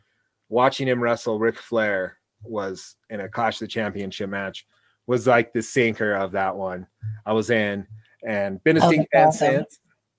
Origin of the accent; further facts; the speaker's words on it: Oregon, United States; moved away; also born or lived in Wyoming / New York; I grew up with him in Oregon.